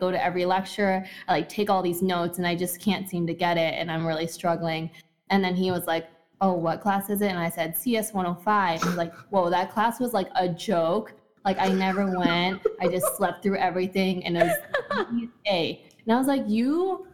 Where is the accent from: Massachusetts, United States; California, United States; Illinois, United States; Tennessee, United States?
Illinois, United States; Morton Grove; I'm from Orm Grove. We went to the same high school